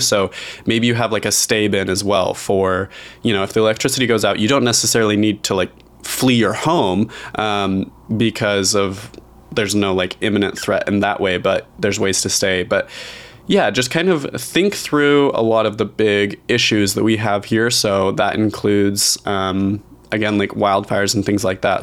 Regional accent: Idaho, United States; I grew up very rural in Idaho

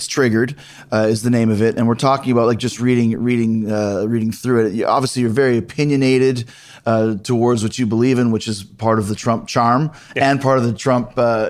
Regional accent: Canada; I'm from Canada

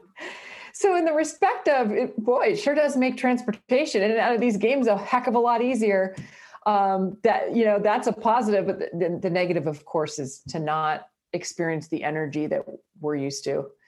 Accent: Brockville, Ontario, Canada; moved away; My hometown was, uh, called Brockville with twenty-one thousand people.

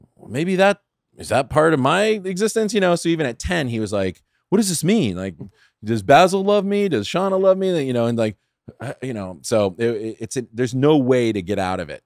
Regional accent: San Fernando, California, United States; also born or lived in Pasadena / Studio City / Sherman Oaks; I grew up in San Fernando. I went to John F. Kennedy High School in, in San, in San Fernando.

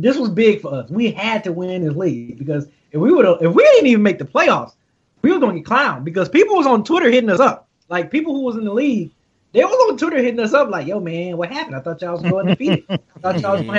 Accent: Detroit, Michigan, United States; I'm from the D

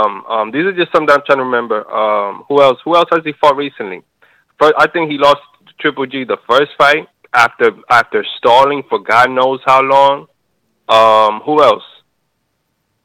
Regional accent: Fort Myers, Florida, United States; No, I'm from Fort Myers. I don't know why it says Minnesota. I'm from Florida.

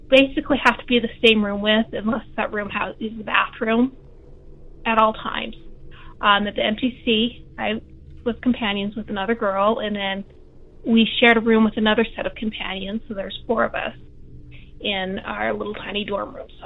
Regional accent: Utah, United States; I'm, like I said, I'm from Utah. I grew up Mormon.

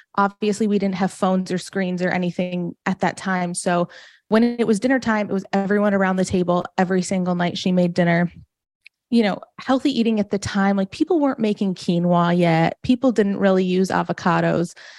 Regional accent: Farmington, Michigan, United States; also born or lived in New Jersey; now in Florida, United States; I grew up in a town called Farmington, Michigan.

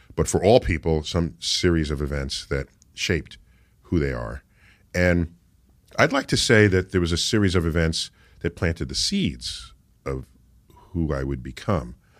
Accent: New York City, New York, United States; I grew up in the Bronx, and in New York City

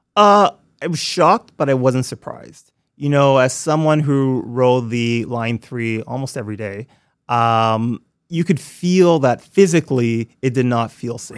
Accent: Toronto, Ontario, Canada; moved away as an adult; also born or lived in New York / London, England / Montreal; growing up in Scarborough

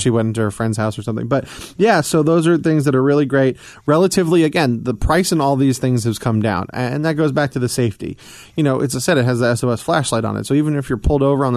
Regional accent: Atlanta, Georgia, United States; moved away as an adult; also born or lived in New York; now in Midwest, United States; spending the majority of my years down in Atlanta

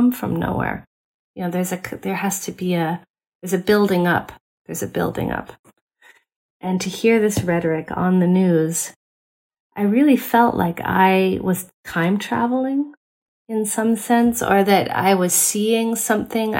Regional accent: United States; as an American anthropologist

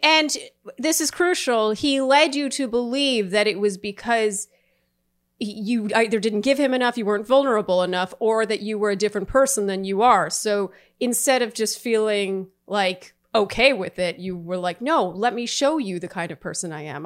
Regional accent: Canada

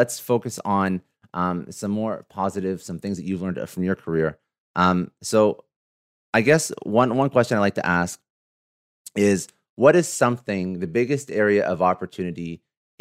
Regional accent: Ontario, Canada; I'm Canadian, but not in Toronto, but outside of Toronto in Ontario

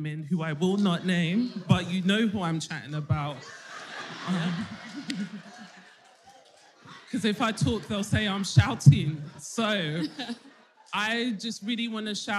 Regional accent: London, United Kingdom; I'm 28. I'm from South London.

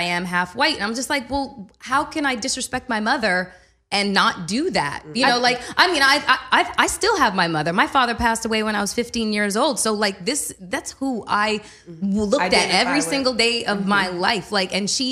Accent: Canada; I'm full Canadian

